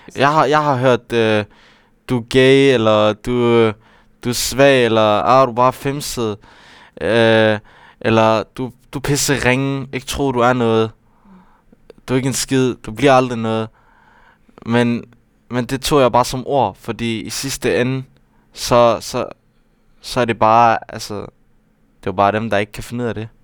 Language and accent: Danish; Aarhus, Central Denmark Region, Denmark; det er jo der, jeg kommer fra, og det er jo, det er jo der, hvor jeg, hvor jeg er opvokset